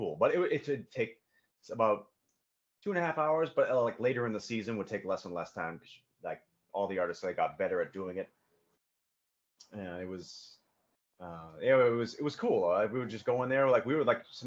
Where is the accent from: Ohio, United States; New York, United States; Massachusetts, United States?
Massachusetts, United States; moved away; growing up in Massachusetts